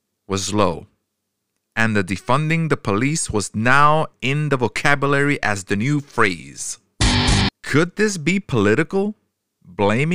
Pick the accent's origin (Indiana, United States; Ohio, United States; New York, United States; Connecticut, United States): New York, United States; I grew up in New York with all races